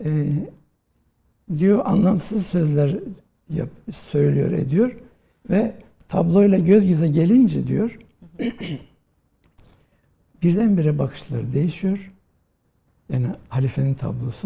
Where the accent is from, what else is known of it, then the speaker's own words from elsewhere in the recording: Rize, Rize Province, Turkey; moved away as an adult; also born or lived in Istanbul; Ben e, Rize'de doğdum. E, 1963 yılında. Ve e, ilkokulu, ortaokulu, liseyi Rize'de okudum.